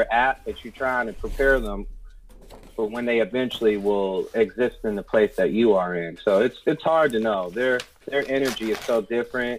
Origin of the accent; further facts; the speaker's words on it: Cleveland Heights, Ohio, United States; I grew up in Cleveland Heights, which is a suburb